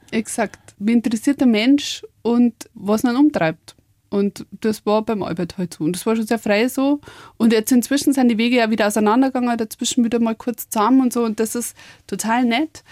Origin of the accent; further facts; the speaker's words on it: Upper Palatinate, Bavaria, Germany; accent: Oberpfälzisch; also born or lived in Mexico; auf Deutsch und Bayerisch